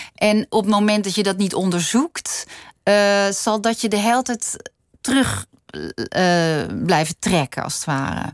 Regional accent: Noordwijk, South Holland, Netherlands; Ik ben in Noordwijk opgegroeid

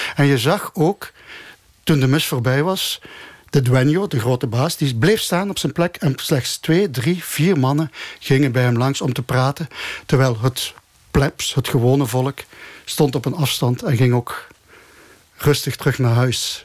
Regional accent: Genk, Flanders, Belgium; moved away as an adult; now in Andalusia, Spain; ik ben zelf opgegroeid in Genk

